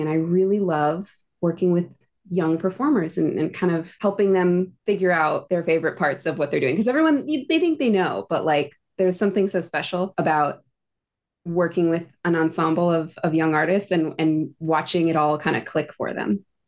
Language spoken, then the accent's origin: English; Phoenix, Arizona, United States; moved away as an adult; now in New York City, United States; I grew up in Phoenix, Arizona